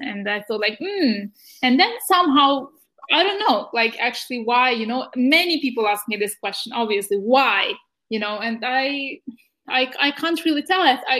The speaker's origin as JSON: {"language": "English", "country": "Ukraine", "tie": "born or raised there", "second_language": "English", "moved": "as an adult", "lives_now": "Norway", "said": "I'm from Ukraine, by the way."}